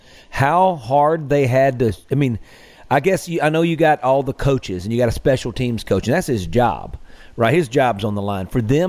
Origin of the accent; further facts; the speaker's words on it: Greenville, Mississippi, United States; two Greenville guys